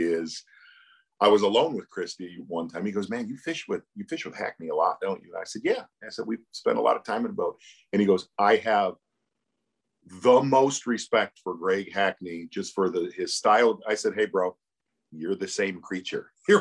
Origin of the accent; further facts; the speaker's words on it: Chicago, Illinois, United States; moved away; also born or lived in Michigan; Growing up in Chicago and then moving to Michigan